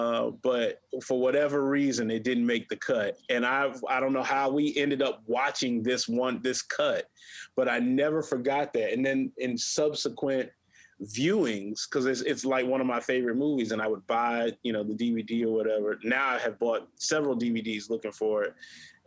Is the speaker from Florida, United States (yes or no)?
no; Hampton, South Carolina, United States; I grew up in Hampton, South Carolina, mm-hmm. a rural town about 45 minutes northwest of Beaufort, South Carolina